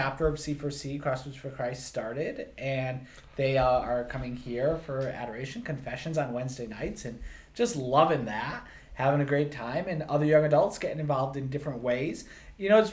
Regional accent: Connecticut, United States; I'm natively from Connecticut

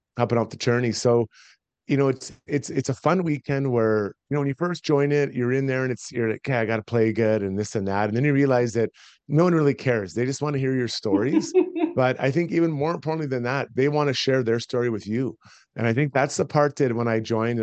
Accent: Edmonton, Alberta, Canada; I'm from Edmonton. I grew up here. I'm a proud Edmontonian, proud Albertan.

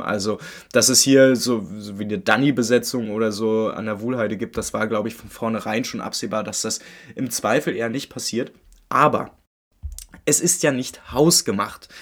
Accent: Berlin, Germany; Ich bin Unioner, ich komme aus Köpenick, zwar geboren, ich meine, geboren in Friedrichshagen

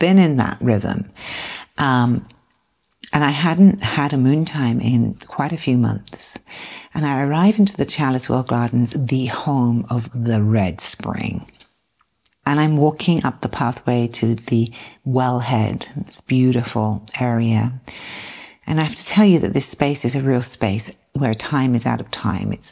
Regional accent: South East England, United Kingdom; moved away as an adult; now in United States; I'm from the southeast of England, not the southwest of England.

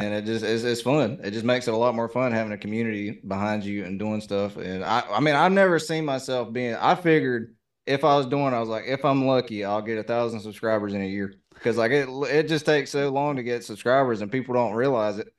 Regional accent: the South, United States; accent: southern; my southern accent

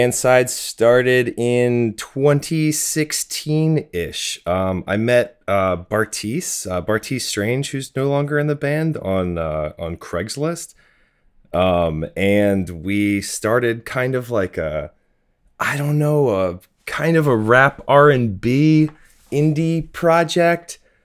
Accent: Hockessin, Delaware, United States; now in New York City, United States; I grew up in Hokessen, which is right outside of, uh, Wilmington.

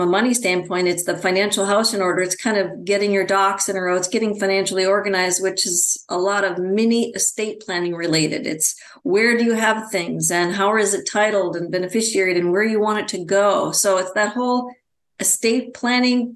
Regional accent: Wisconsin, United States; now in Phoenix, United States; I'm originally from Wisconsin.

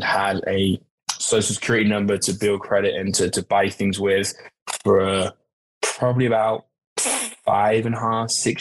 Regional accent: United Kingdom; moved away as an adult; now in United States; originally from the UK

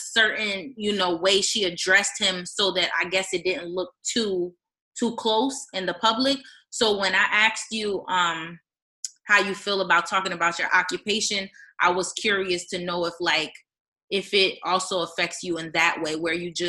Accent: East Orange, New Jersey, United States; I grew up in East Orange too

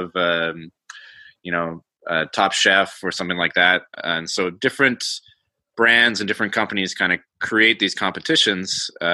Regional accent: Calgary, Alberta, Canada; Born in Calgary, little town just about 3 hours north of the border in Alberta.

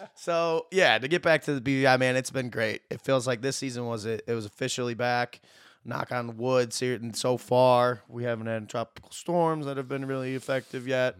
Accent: Dexter, Michigan, United States; moved away as an adult; now in British Virgin Islands; I am from Dexter, Michigan, just outside Ann Arbor, born and raised here.

